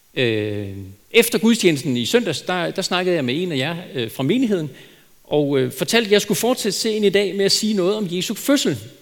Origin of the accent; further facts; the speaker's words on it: Denmark; som danskere